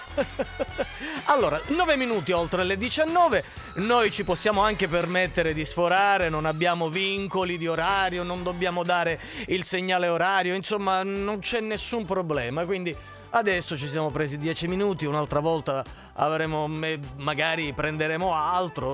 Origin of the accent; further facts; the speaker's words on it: Sicily, Italy; noi anche essendo siciliani